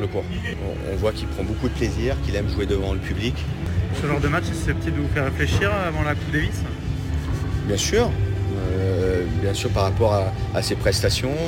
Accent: Normandy, France; je suis normand

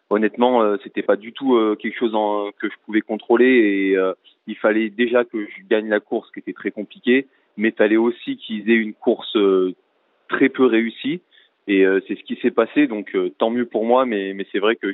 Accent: France; peu importe le critère que qu'on faisait en tant que Français

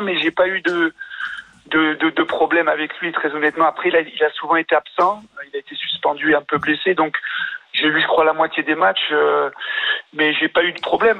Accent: France; je suis français

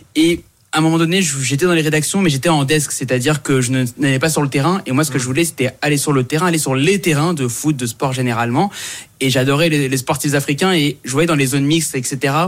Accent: Saint-Denis, Île-de-France, France; je viens de Saint-Denis à la base. Euh, je suis né là-bas, j'habite toujours là-bas, lycée Sugère

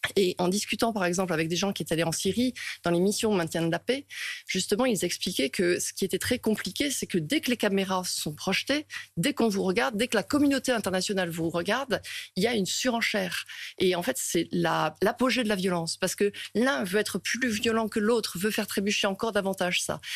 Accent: France; quand on est français, on vient d'un pays en paix.

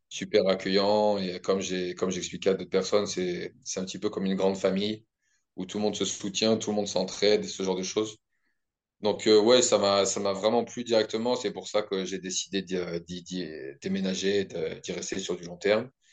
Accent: the Alps, France; moved away as an adult; also born or lived in Paris / Australia; now in New Zealand; Je viens des Alpes de base

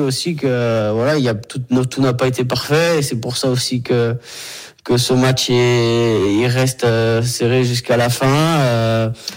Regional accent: Brittany, France; moved away; rentrer un petit peu chez moi en Bretagne

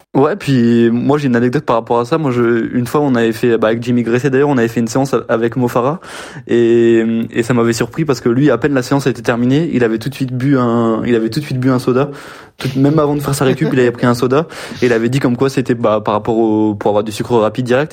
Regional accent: Strasbourg, Grand Est, France; moi, je suis de Strasbourg

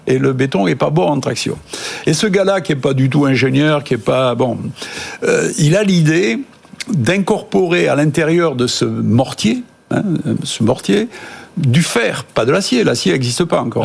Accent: Toulouse, Occitania, France; moi je suis toulousain donc c'est plutôt la brique

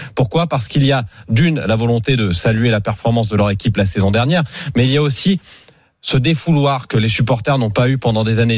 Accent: Saint-Étienne, Auvergne-Rhône-Alpes, France; Je viens de Saint-Etienne

